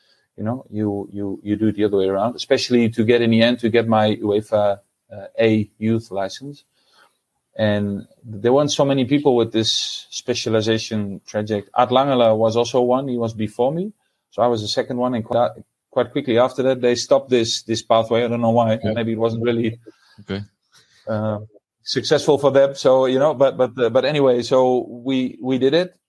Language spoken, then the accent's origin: English; Deventer, Overijssel, Netherlands; moved away; I was born and raised in Deventer in the east of the Netherlands.